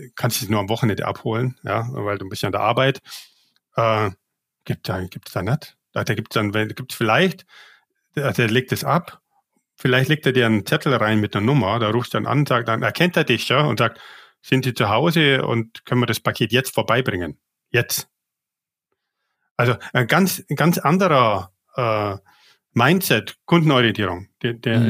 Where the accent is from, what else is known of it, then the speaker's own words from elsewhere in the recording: Bavaria, Germany; moved away as an adult; also born or lived in Asia; ich bin ja Bayer